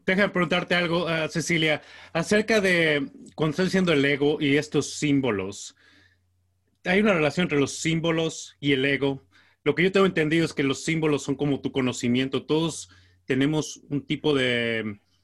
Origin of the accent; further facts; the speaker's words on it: Mexico; yo soy mexicano